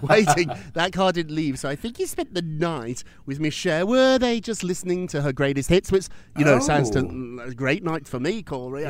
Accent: United Kingdom; I'm British

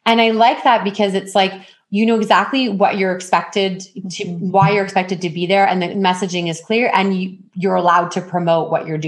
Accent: Ontario, Canada; But I mean, I came from Ontario where I would network at least once a week.

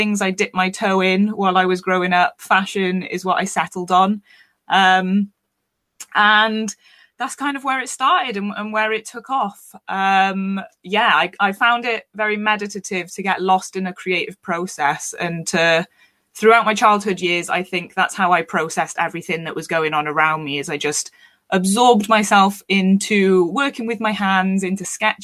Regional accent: Wales, United Kingdom; also born or lived in London; you might have picked up on the accent. I am from Wales in the UK. I grew up quite isolated.

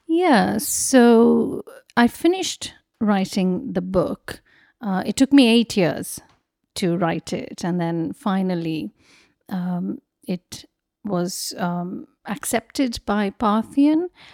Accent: Mumbai, Maharashtra, India; moved away as an adult; also born or lived in Kolkata; I was born in Mumbai and I grew up there.

